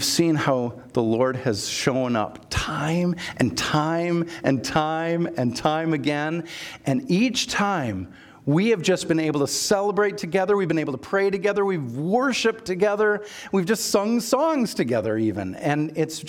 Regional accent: Minnesota, United States; I'm from Minnesota

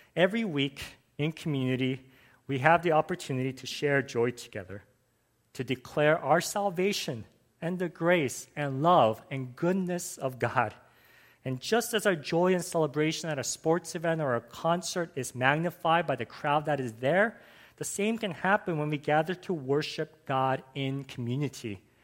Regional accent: Los Angeles, California, United States; I grew up in Los Angeles, and growing up as a boy in the US

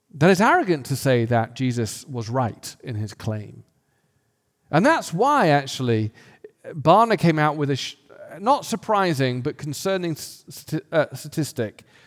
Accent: England, United Kingdom; I grew up in England where the predominant worldview was atheis-, atheism

